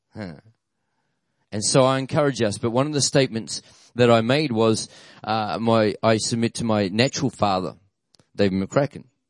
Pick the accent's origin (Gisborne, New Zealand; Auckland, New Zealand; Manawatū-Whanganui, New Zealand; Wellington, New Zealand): Auckland, New Zealand; moved away as an adult; now in Australia; I was born in Auckland, lived in Auckland from 73 to 92. And when I was 19, uh, God told dad to move our family to Australia